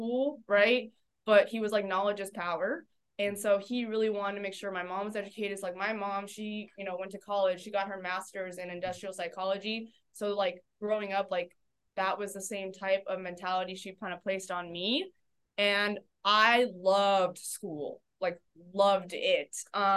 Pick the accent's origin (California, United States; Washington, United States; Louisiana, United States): California, United States; Oceanside; moved away as an adult; also born or lived in New Hampshire; I was born in California, grew up in Southern California. I grew up in Oceanside, California, which is about 45 minutes north of San Diego.